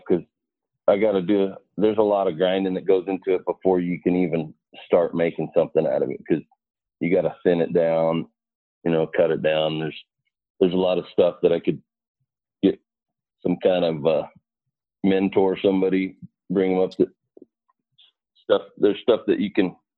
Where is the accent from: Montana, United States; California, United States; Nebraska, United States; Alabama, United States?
Montana, United States; moved away as an adult; also born or lived in Arizona; now in Phoenix area, United States; I'm from Montana. And I came to Arizona in December of 1999